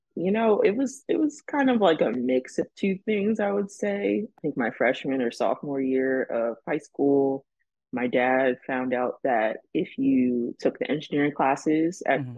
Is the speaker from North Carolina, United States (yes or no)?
no; Long Branch, New Jersey, United States; moved away as an adult; also born or lived in Delaware; now in California, United States; I'm from Long Branch, New Jersey